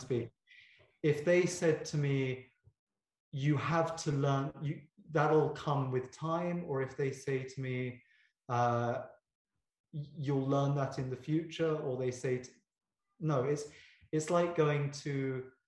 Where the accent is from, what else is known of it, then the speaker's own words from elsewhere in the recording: United Kingdom; I'm very British